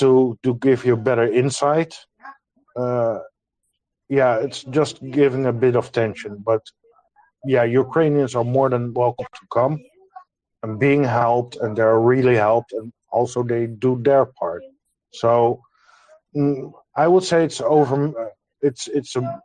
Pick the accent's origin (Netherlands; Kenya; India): Netherlands; I'm from the Netherlands